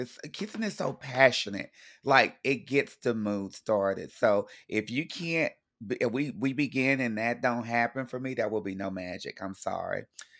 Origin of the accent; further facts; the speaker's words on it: Texas, United States; Mind you, I grew up in Texas, so rodeos are really fun.